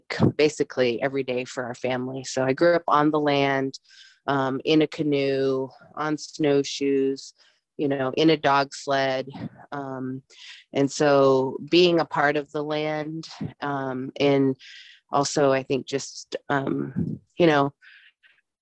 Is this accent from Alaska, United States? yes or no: yes; Eagle Village, Alaska, United States; now in Fairbanks, United States; I'm originally from Eagle Village, Alaska